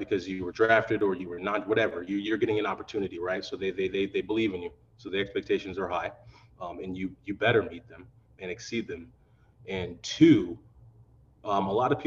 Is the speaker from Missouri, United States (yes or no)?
yes; Missouri, United States; moved away as an adult; also born or lived in Madison, Wisconsin; growing up in Missouri